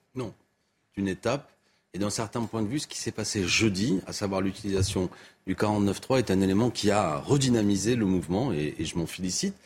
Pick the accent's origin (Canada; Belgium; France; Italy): France; Béziers, Occitania; c'est ma ville natale, Béziers